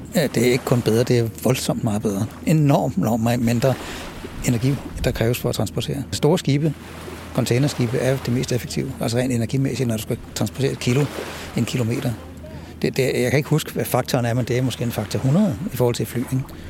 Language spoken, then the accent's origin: Danish; Denmark